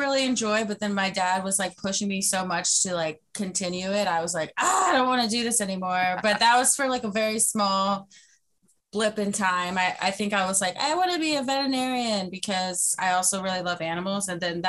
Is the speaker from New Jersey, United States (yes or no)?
yes; Perth Amboy, New Jersey, United States; I was born in Perth Amboy, New Jersey, January 25th, 1992.